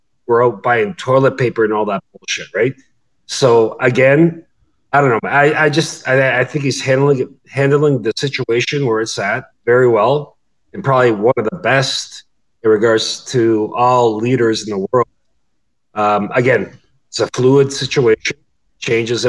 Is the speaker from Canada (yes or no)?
yes; Canada; I'm a Canadian